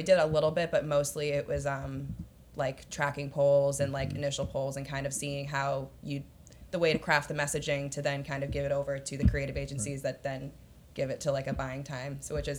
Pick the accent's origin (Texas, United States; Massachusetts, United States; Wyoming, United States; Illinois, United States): Massachusetts, United States; also born or lived in Washington, D.C.; now in New York, United States; I'm from Massachusetts originally, so Nice. Kind of all over the place. But yeah, I just moved to New York, been there for a little bit over a year.